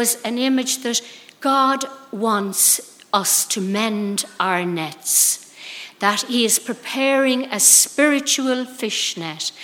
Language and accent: English; Ireland; now I'm speaking from Ireland